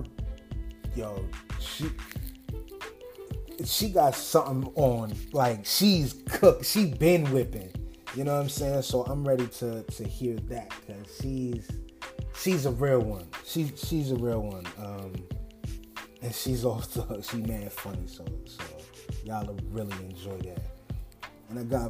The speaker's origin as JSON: {"language": "English", "town": "New Rochelle", "region": "New York", "country": "United States", "said": "I'm really from New Rochelle"}